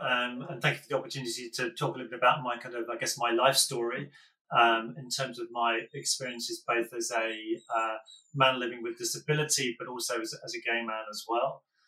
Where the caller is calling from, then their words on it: London, United Kingdom; I'm in southeast London, in the burbs, in a very kind of on a very grey March day.